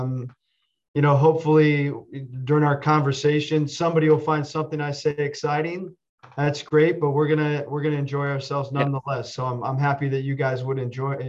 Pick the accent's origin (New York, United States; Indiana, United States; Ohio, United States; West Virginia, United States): Ohio, United States; Findlay; my dad's office growing up in Findlay, Ohio, was on the second floor of a building